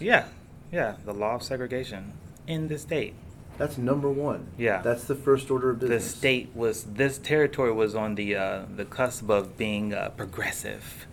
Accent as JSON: {"language": "English", "town": "Tulsa", "region": "Oklahoma", "country": "United States", "tie": "born or raised there", "moved": "yes", "said": "in my hometown. And I remember growing up, my grandfather"}